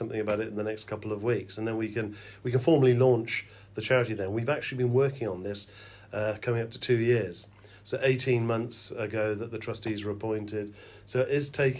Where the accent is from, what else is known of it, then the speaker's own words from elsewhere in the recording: Wales, United Kingdom; moved away; our backgrounds growing up in Wales